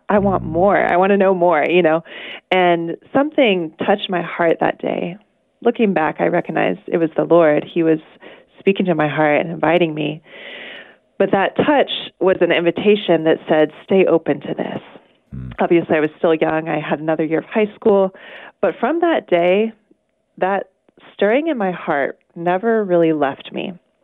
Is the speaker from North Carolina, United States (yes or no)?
no; Charleston, South Carolina, United States; now in Avondale, United States; I grew up in Charleston, South Carolina, and I was born to a loving Catholic family. I was raised in the faith, and my parents gave me the opportunity to attend Catholic school.